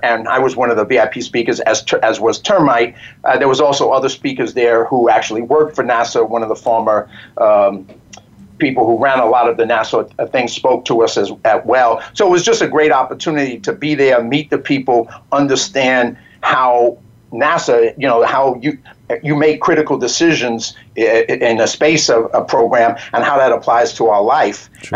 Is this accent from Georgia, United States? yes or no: no; New York City, New York, United States; moved away; also born or lived in Hollywood; I grew up in the South Bronx